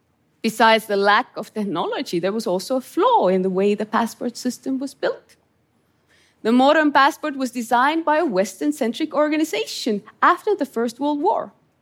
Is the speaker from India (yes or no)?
no; Estonia; English is a second language; I grew up in Estonia under Soviet occupation, in a country locked up behind the thick wall of the Iron Curtain.